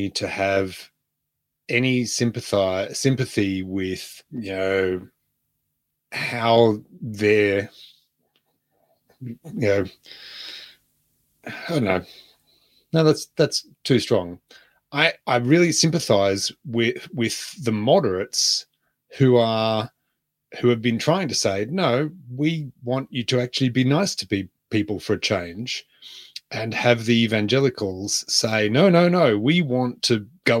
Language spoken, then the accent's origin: English; Australia; I'm proud as an Australian